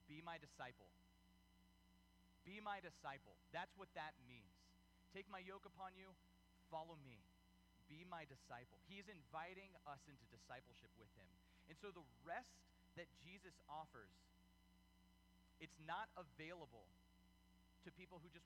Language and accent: English; United States; we're Americans. This is America